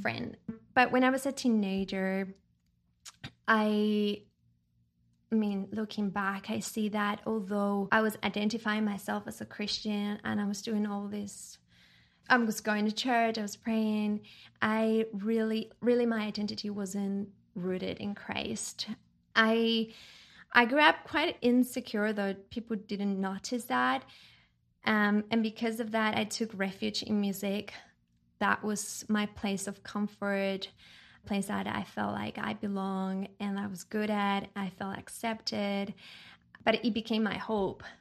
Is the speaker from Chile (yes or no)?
yes; Chile; I was born and raised in Chile, South America